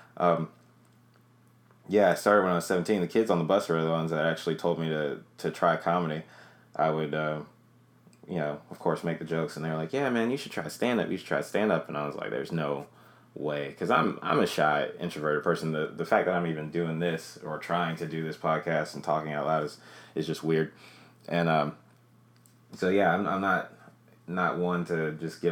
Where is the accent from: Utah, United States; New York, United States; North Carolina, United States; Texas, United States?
North Carolina, United States; Greensboro; I started off doing comedy in Greensboro, North Carolina. That's where I'm from. That's my hometown